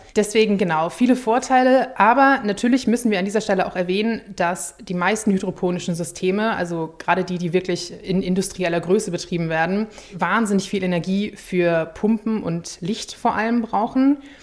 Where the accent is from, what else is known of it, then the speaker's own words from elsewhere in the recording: Schleswig-Holstein, Germany; in meiner Heimat Schleswig-Holstein